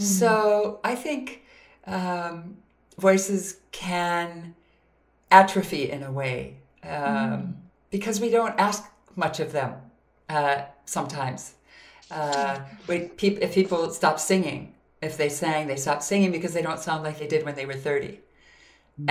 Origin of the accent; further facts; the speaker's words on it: Minnesota, United States; I grew up in Minnesota